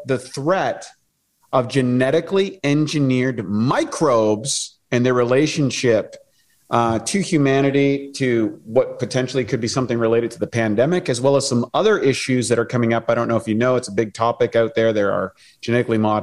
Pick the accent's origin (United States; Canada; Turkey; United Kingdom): Canada; I'm from Canada